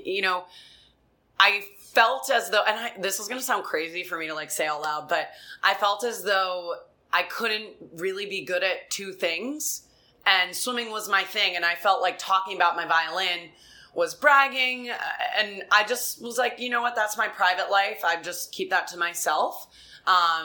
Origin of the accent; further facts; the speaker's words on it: Rhode Island, United States; I come from Rhode Island.